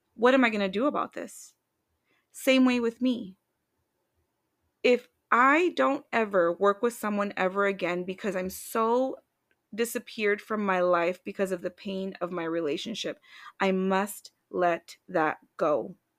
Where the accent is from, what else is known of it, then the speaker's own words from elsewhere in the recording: Washington, United States; moved away as an adult; now in Tucson, Arizona, United States; I'm from Washington State